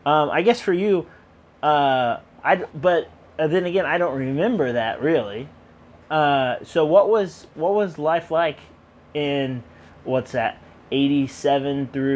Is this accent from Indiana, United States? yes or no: yes; Elwood, Indiana, United States; moved away as an adult; also born or lived in Austin, Texas; About a year ago, I moved back to my hometown of Elwood, Indiana, after 6 years in Austin, Texas